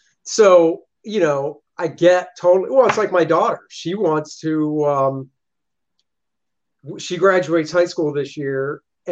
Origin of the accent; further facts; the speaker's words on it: Maryland, United States; I grew up in Maryland, so it was only 4 hours away